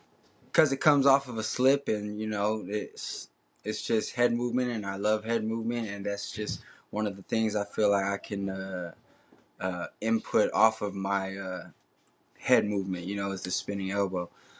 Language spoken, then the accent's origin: English; Bay Area, California, United States; I'm from the Bay Area.